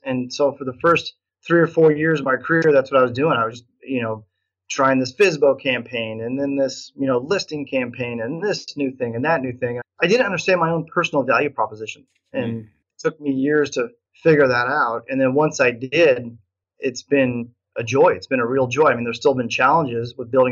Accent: Nebraska, United States; I'm from Nebraska, so that's how you say it in Nebraska, niching.

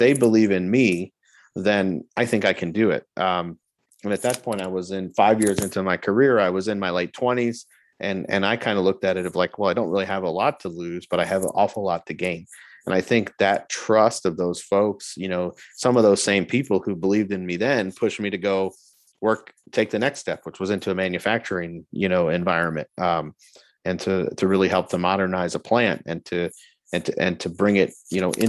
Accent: Florida, United States; moved away as an adult; also born or lived in Alabama / Germany; I grew up in Florida

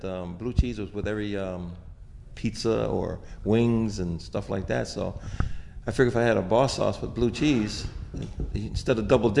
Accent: Rochester, United States; In Rochester.

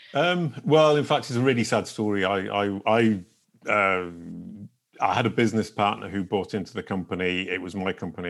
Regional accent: England, United Kingdom; now in France; I live in France and I'm an English person who's now become French

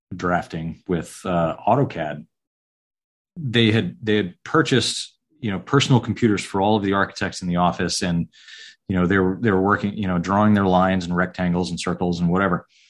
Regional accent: Kings Bay, Georgia, United States; also born or lived in upstate New York / Savannah, Georgia; my parents were both civil service. Uh, so I grew up in Kings Bay, Georgia

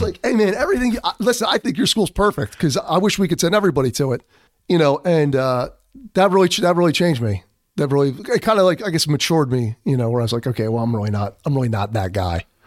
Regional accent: Philadelphia, Pennsylvania, United States; accent: Philadelphia; I'm from Philadelphia

